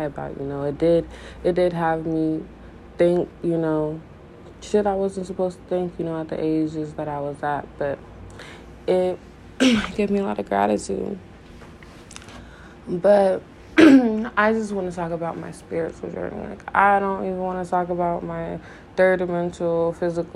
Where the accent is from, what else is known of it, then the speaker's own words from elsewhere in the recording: Richmond, Missouri, United States; also born or lived in Denver, Colorado; I was born in Denver, Colorado, but raised in Richmond, Missouri, a little tiny town in the middle of nowhere